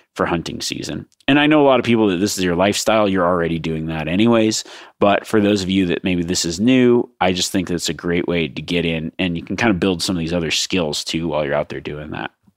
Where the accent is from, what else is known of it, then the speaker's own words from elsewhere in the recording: Nevada, United States; my home state of Nevada